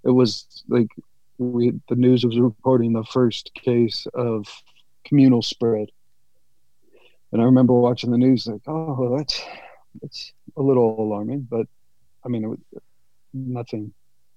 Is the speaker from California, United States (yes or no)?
yes; San Jose, California, United States; I'm from San Jose, California.